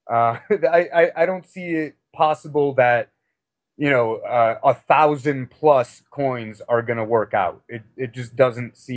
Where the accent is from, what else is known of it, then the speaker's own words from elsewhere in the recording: Chicago, Illinois, United States; also born or lived in Missouri / Texas / Europe; now in Denver, United States; Uh, I'm originally from Chicago, but I've moved around quite a bit. I lived in Missouri and Texas and Europe for a while.